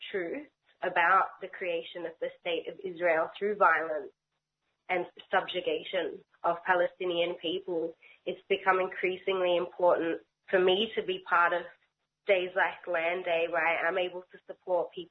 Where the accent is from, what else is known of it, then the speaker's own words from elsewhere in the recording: Melbourne, Victoria, Australia; I grew up in Melbourne's Jewish community